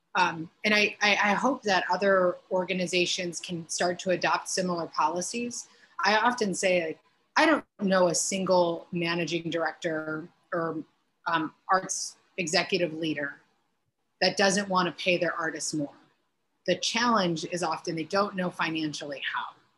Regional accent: Hobart, Indiana, United States; now in Chicago, United States; my hometown of Hobart, like there's some in the Northwest Indiana area

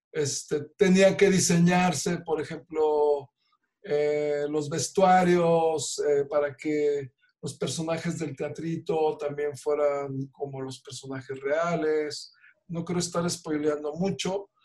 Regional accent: Mexico

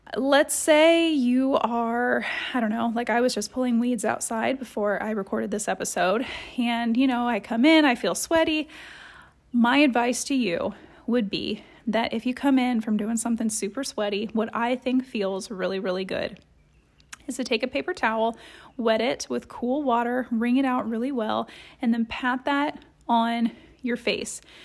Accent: Columbus, Ohio, United States; I grew up in Columbus, Ohio

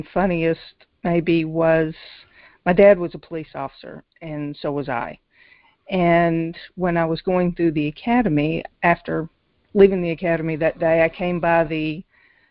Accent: Nashville, Tennessee, United States; also born or lived in Memphis, Tennessee; Grew up in Nashville, Tennessee. Actually born in Memphis there all of 6 weeks

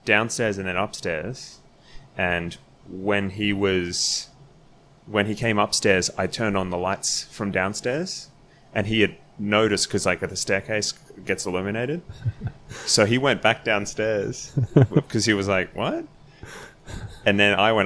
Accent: Australia; moved away as an adult

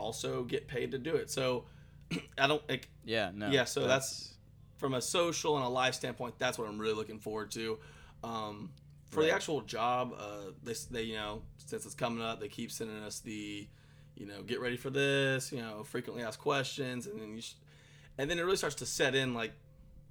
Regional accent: Athens, Georgia, United States; I'm from Athens, like I said, went to school here in Athens.

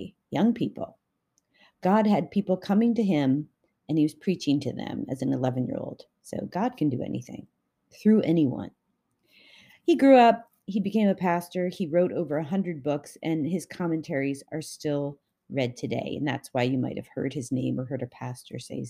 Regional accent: Canada; I'm Canadian

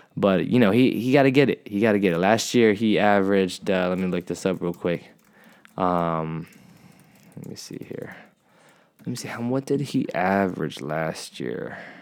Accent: San Diego, California, United States; I'm from San Diego

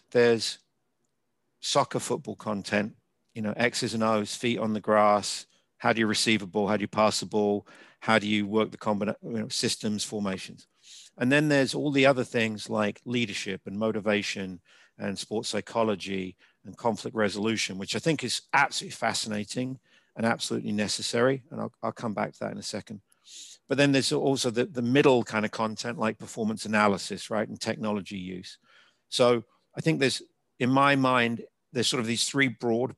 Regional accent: England, United Kingdom; moved away as an adult; now in United States; as an English university student

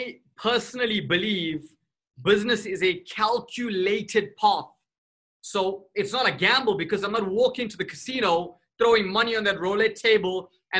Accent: South Africa; I come from South Africa, 1994, the year that I was born.

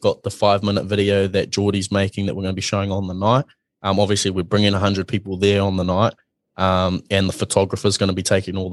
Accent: Mount Maunganui, Bay of Plenty, New Zealand; I'm from Mount Maunganui

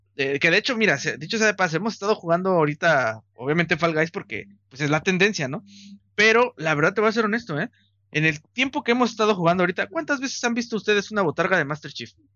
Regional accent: Mexico; somos mexicanos

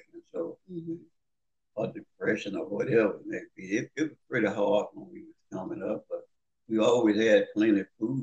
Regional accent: Manning, Louisiana, United States; I was born in Manning, Louisiana

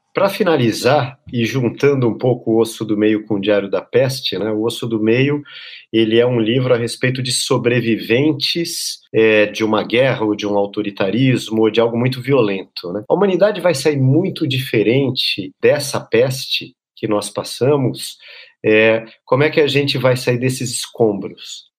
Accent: Brazil

